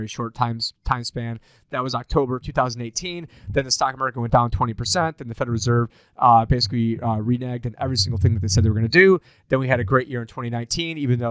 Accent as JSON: {"language": "English", "town": "Syracuse", "region": "New York", "country": "United States", "tie": "born or raised there", "said": "my hometown, Syracuse, New York"}